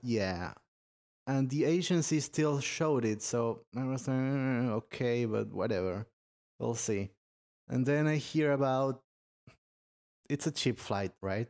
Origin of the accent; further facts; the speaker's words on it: Argentina; I'm from Argentina